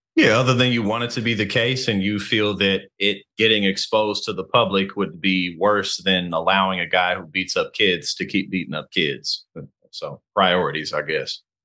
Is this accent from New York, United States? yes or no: no; St. Louis, Missouri, United States; now in New Jersey, United States; I'm from Saint Louis, Missouri. I live in, uh, New Jersey now